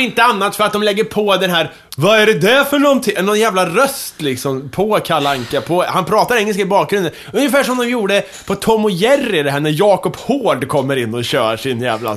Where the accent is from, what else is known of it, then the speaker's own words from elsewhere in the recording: Kumla, Örebro County, Sweden; moved away; mitt pojkrum i Kumla